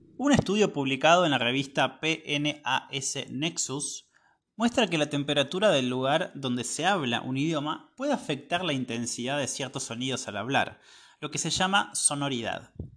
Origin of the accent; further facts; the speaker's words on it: Argentina; soy de Argentina